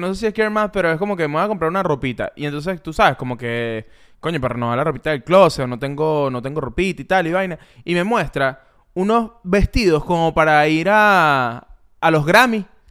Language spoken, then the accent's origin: Spanish; Ocumare del Tuy, Miranda, Venezuela; Yo soy Okumare del Tuy